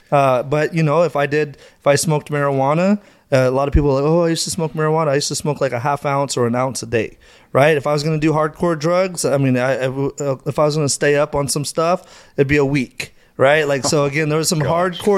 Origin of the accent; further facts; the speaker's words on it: Madera, California, United States; So, uh, you know, I grew up in Madera. No, so uh, I, I grew up in Madera, a small little place uh, where everybody kind of knows your name.